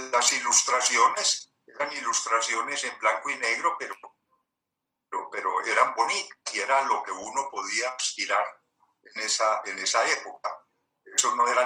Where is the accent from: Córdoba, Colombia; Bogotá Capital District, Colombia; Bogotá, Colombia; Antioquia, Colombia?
Antioquia, Colombia; Medellín; nací en Medellín 1943.